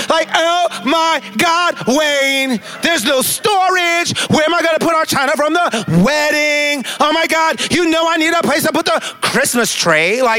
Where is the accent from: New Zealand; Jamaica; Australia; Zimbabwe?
Jamaica; now in New York, United States; I'm Jamaican, so that's not a big deal